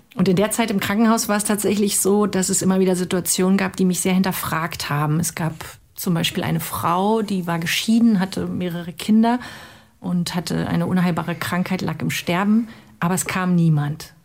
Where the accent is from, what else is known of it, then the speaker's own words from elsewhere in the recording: former East Germany, Germany; Ich komme aus der ehemaligen DDR